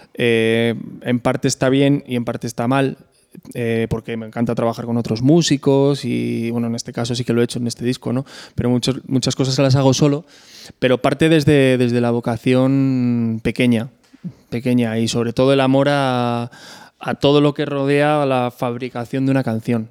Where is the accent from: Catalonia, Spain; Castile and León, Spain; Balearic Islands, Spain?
Castile and León, Spain; Pedro Bernardo; born or raised there